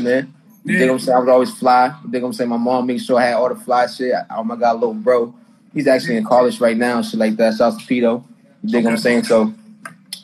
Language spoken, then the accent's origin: English; Boston, Massachusetts, United States; I'm from Boston, Mass